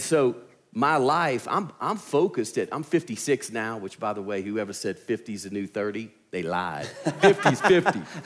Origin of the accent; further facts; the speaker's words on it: Louisiana, United States; accent: southern; moved away as an adult; now in Alabama, United States; I'm from Louisiana